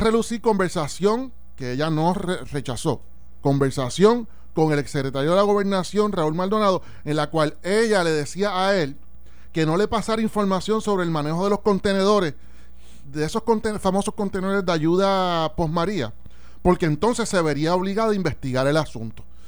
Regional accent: Puerto Rico; como puertorriqueño

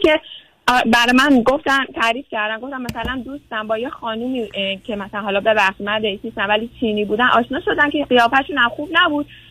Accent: Tehran, Tehran Province, Iran; moved away as an adult; also born or lived in Europe / Canada; now in California, United States; ما تهران زندگی میکردیم

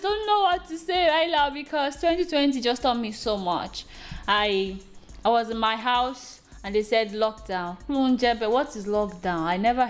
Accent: Nigeria; being a Nigerian? I feel blessed

